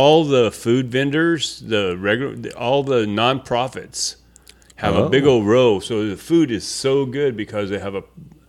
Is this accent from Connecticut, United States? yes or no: no; Caruthers, California, United States; rode say rode the bus every day, and just Carruthers is a really nice town. Matter of fact, it has the largest free admission fair.